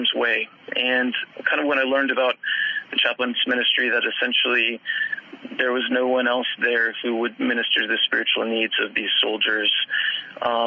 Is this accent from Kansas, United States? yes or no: yes; Wichita, Kansas, United States; I'm from Kansas originally, Wichita, Kansas, and I grew up there mostly